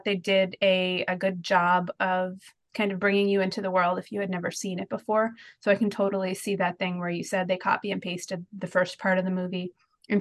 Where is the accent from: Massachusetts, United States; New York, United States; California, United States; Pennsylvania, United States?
Pennsylvania, United States; Philadelphia; I'm from Philadelphia